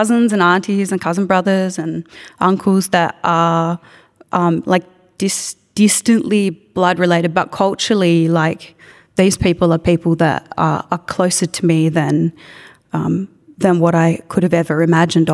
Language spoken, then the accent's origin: English; Melbourne, Victoria, Australia; also growing up in Nam